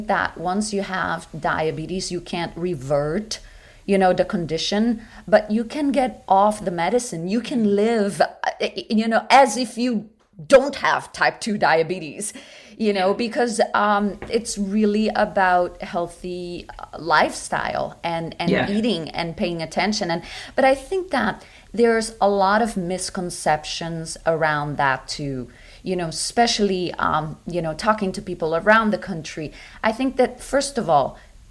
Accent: Rio de Janeiro, Brazil; moved away as an adult; also born or lived in New York City; now in United States; I grew up in Brazil, in Rio de Janeiro, which is right on the beach

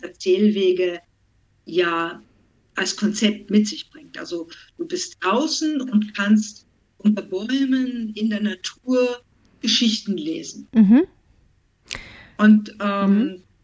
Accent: Vienna, Austria; also born or lived in Schleswig-Holstein; now in Germany; stamme ursprünglich aus Wien, lebe schon viele, viele Jahre in Deutschland

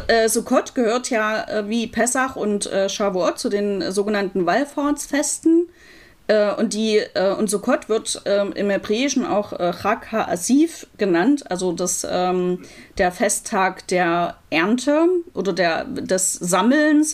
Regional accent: Leipzig, Saxony, Germany; moved away as an adult; also born or lived in Los Angeles; wieder in meine Heimatstadt Leipzig zurückzugehen

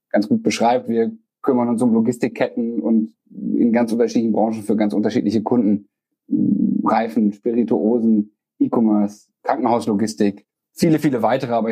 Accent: Bocholt, North Rhine-Westphalia, Germany; Ich habe damals gedacht, das wäre eine Bocholter Spedition. Bocholt ist meine Heimatstadt und habe nach dem Abi gesucht, geguckt, was kann ich machen

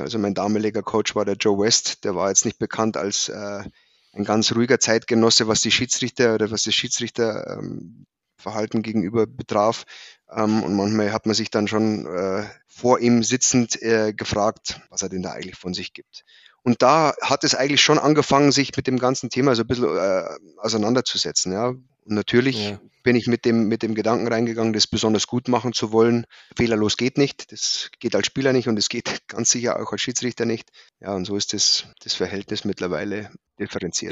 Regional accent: Prien am Chiemsee, Bavaria, Germany; moved away as an adult; also born or lived in Hannover; Ich bin gebürtig in Prien am Chiemsee, also im schönen Oberbayern.

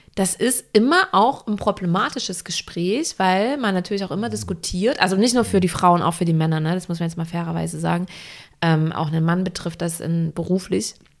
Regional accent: Wilkau-Haßlau, Saxony, Germany; now in Hamburg, Germany; wenn ich nach Hause fahre in die Heimat. Mhm. Ich komme ja auch aus einer kleinen Stadt.

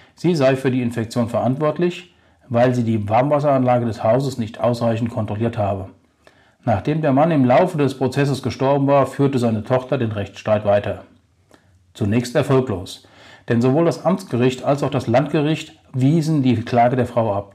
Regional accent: Germany; bei uns in Deutschland

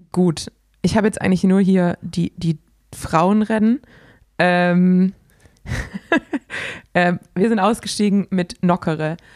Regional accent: Swabia, Baden-Württemberg, Germany; accent: Swabian; ich bin Schwabe.

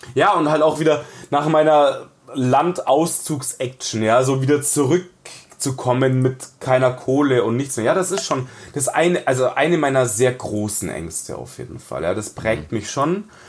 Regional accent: Munich, Bavaria, Germany; ich bin im Ghetto aufgewachsen, in einem, in einem von zwei ausgewiesenen Münchner Ghettos

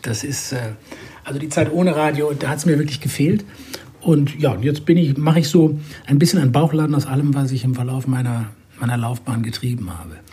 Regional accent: Düsseldorf, North Rhine-Westphalia, Germany; moved away; Und in Düsseldorf bin ich geboren. Das ist meine alte Heimat, wo ich leider sehr selten bin

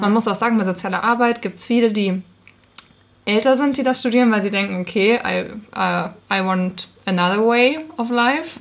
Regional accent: Thuringia, Germany; moved away as an adult; now in Hamburg, Germany; ich bin keine Hamburgerin. Ich komme aus Thüringen

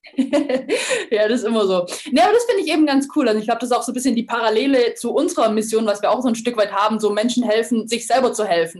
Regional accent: Lake Constance region, Baden-Württemberg, Germany; aus meiner Heimat, vom, aus der Bodenseeregion, aus Weingarten

